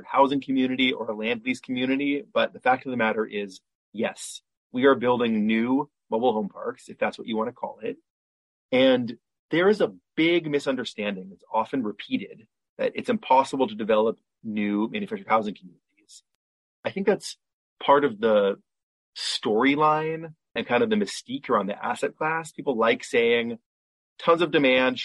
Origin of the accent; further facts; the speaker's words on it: United States; moved away as an adult; also born or lived in Bay Area, California; now in Tel Aviv, Israel; I'm American. Up until a year ago, I was based in the Bay Area.